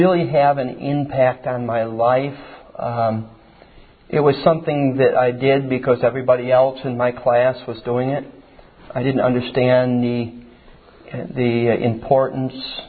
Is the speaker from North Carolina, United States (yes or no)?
no; Hamilton, New York, United States; I was born in Hamilton, New York, which is upstate New York in the country. I'm a farm boy, and my father is Clarence and Thelma, my mother, Haflin, and grew up in rural New York.